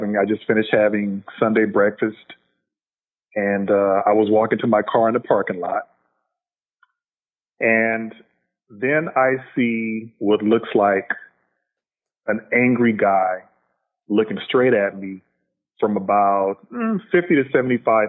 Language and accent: English; Los Angeles, California, United States; I'm a L.A. native, African-American man, still live in Los Angeles to this day, born and raised in South Central L.A.